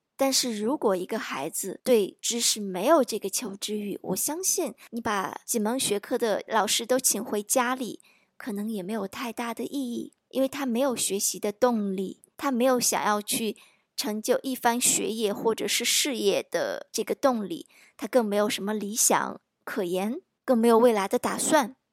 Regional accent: China; 我们中国人多重视教育啊

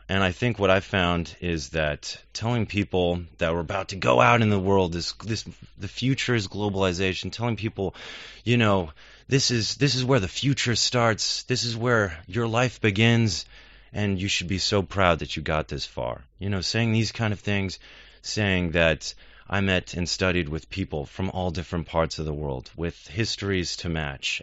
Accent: United States; as an American

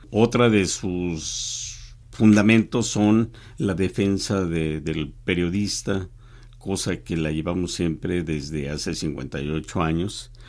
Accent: Mexico; Soy mexicano con una, trayectoria de periodista de 45 años

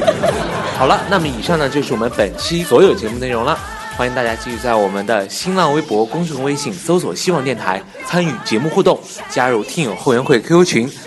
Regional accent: Taiyuan, Shanxi, China; 我们是太原人。因为我们做的也有档节目叫做《海皮太原》。我们是地地道道的山西太原人

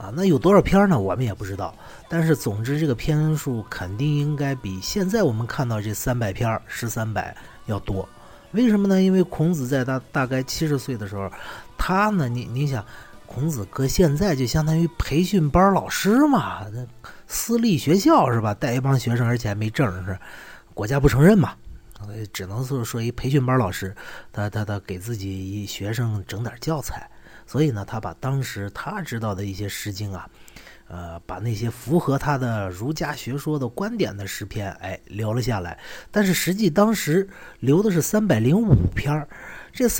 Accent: China; 我们中国人是太过于依赖老师了

